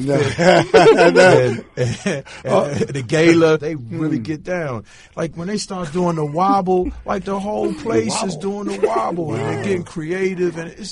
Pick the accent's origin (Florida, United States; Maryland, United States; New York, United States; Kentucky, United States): Maryland, United States; growing up in the Maryland area